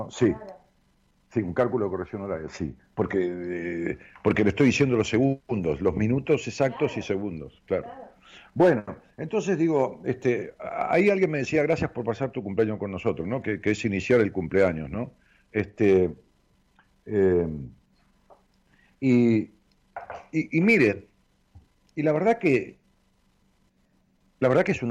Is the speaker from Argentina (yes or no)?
yes; Ramos Mejía, Buenos Aires Province, Argentina; Eh, en mi pueblo, allá en Ramos Mejía, o, en, las, en las localidades linderas, en Aedo, si vas a la estación de Ramos Mejía